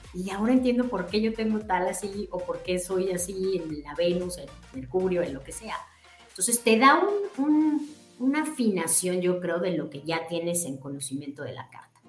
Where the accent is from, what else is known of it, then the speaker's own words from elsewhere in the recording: Mexico; moved away; somos mexicanos y, venimos de allá